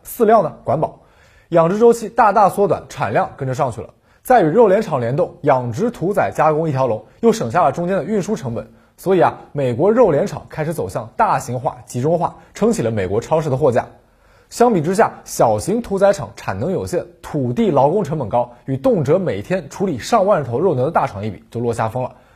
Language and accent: Chinese; China; 我们中国人